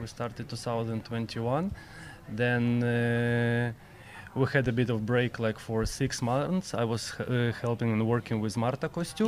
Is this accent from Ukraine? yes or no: yes; Kyiv, Ukraine; Ukraine, Ukraine, yeah, Kyiv